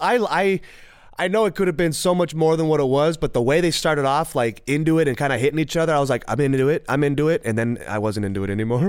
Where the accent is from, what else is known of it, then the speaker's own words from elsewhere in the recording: Southern California, United States; also born or lived in Burbank / Rancho Cucamonga / Sherman Oaks; I'm just a California, Southern California guy. born and raised